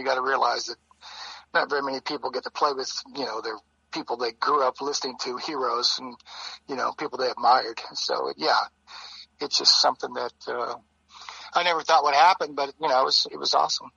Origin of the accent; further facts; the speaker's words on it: Ohio, United States; moved away; I was in my hometown of Ohio at my parents' house